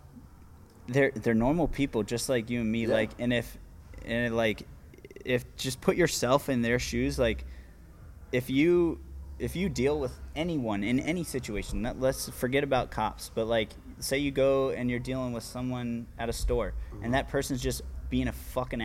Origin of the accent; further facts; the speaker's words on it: Virginia Beach, Virginia, United States; I'm from Virginia Beach.